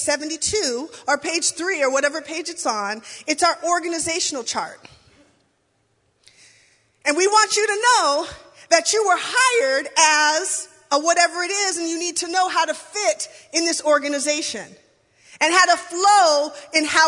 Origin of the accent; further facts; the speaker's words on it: Lacey, Washington, United States; I grew up in the Baptist church, it felt like we were always, in my Baptist church anyway, in little old Lacey, Washington